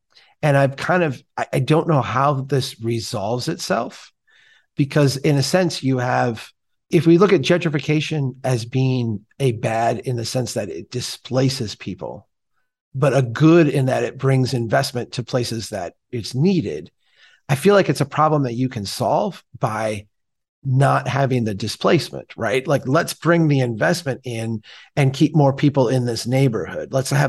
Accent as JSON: {"language": "English", "region": "Minnesota", "country": "United States", "said": "because as a Minnesotan, I would probably say it differently than the way you would say it."}